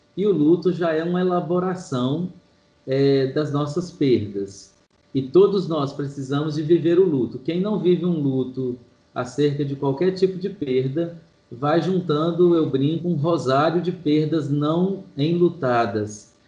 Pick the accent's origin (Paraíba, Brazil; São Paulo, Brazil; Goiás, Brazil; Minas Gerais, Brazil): Minas Gerais, Brazil; Manhuaçu; now in Belo Horizonte, Brazil; eu sou de Manhuaçu, zona da Mata de Minas